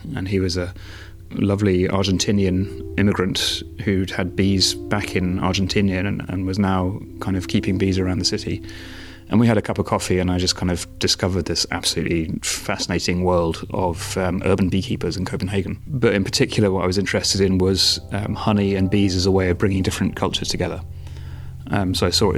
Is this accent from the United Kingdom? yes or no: yes; United Kingdom; moved away as an adult; now in Denmark; I am British, but moved to Denmark 15 years ago and have been here ever since.